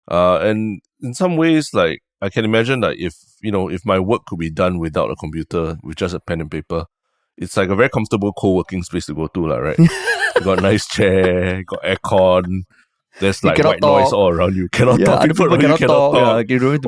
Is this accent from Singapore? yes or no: yes; Singapore